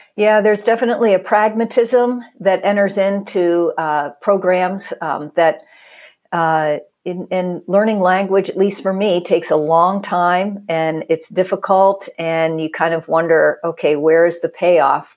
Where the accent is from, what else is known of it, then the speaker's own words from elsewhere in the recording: Pittsburgh, Pennsylvania, United States; I was born in Pittsburgh, grew up a Steeler fan as anybody is